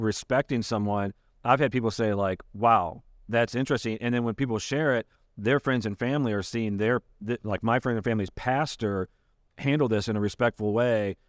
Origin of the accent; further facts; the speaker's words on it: Michigan, United States; moved away as an adult; now in Ohio, United States; I grew up in Michigan, but, uh, I've been, I've lived here eighteen years